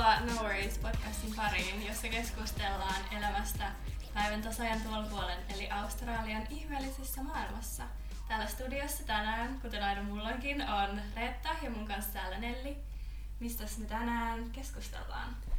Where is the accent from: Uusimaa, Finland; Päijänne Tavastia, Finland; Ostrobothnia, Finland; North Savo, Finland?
Päijänne Tavastia, Finland; Hollola; moved away; mä oon Hollolasta, mm. mikä on sellainen pikkupaikka, kunta